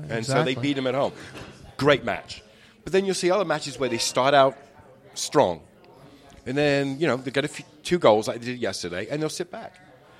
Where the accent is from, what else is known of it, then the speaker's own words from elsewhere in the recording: London, United Kingdom; also born or lived in Surrey; now in United States; No, actually, I'm from Southeast London.